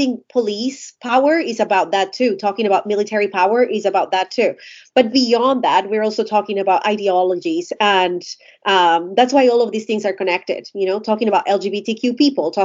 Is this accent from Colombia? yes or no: yes; Colombia; I'm Colombian. I was born and raised in Colombia.